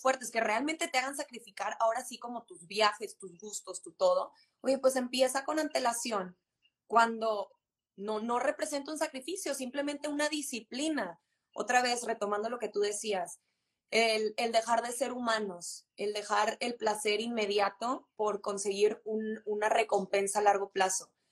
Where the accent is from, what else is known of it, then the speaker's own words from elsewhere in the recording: Monterrey, Nuevo León, Mexico; de Monterrey, 100% regia